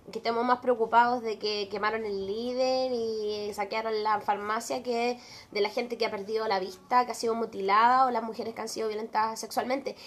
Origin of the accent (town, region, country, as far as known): Chile